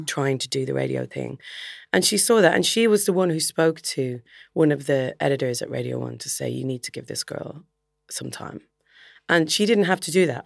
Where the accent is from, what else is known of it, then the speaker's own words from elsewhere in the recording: Dublin, Leinster, Ireland; moved away as an adult; also born or lived in Belfast / England; going to Belfast, which is a two hours drive north of Dublin. So it's definitely far enough away to feel like you've moved out of home.